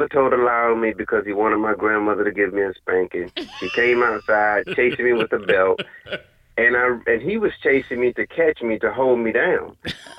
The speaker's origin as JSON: {"language": "English", "town": "Girard", "region": "Georgia", "country": "United States", "moved": "yes", "lives_now": "Columbia, United States", "said": "I live in Columbia, South Carolina, but I'm from a small town about 30 minutes below Augusta called Girard, Georgia."}